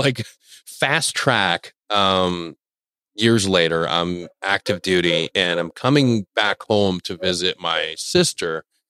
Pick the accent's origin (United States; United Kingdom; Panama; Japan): Panama; Panama City; I was born in the beautiful country of Panama, mm-hmm. in the capital city of Panama City. Born to two Panamanian kids